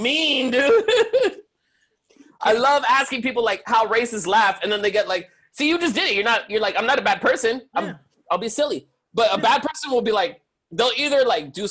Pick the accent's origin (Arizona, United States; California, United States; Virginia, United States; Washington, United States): California, United States; La Puente; I grew up in Puente.